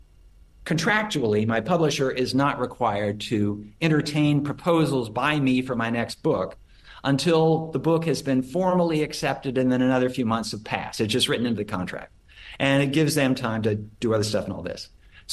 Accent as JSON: {"language": "English", "town": "Portland", "region": "Oregon", "country": "United States", "tie": "born or raised there", "moved": "yes", "lives_now": "Austin, United States", "said": "because I'm from Oregon, grew up in Oregon"}